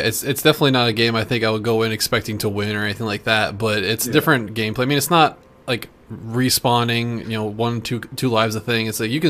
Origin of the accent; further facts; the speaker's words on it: Midwest, United States; We are three guys from the Midwest